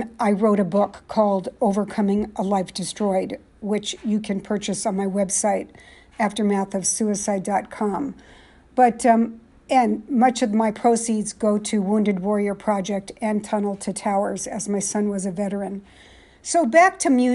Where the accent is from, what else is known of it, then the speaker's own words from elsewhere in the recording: San Jose, California, United States; now in East Coast, United States; I was born and raised in San Jose, California.